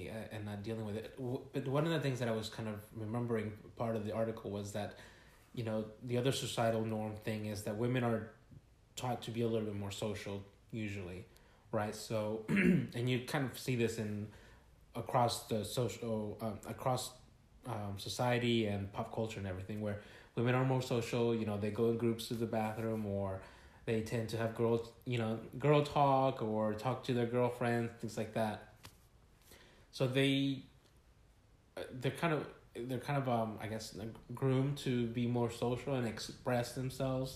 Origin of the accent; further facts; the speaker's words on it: Villa Rica, Georgia, United States; also born or lived in California / Mexico (ancestry); coming from California, which was a lot of Hispanic population, mm-hmm. to Villa Rica, which was mostly white